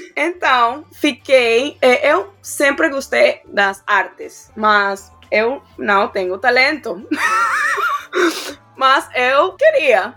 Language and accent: Portuguese; Barquisimeto, Lara, Venezuela; Portuguese is a second language; now in Miami, United States; eu sou de uma cidade pequenininha, mas muito linda. É, se chama Barquisimeto.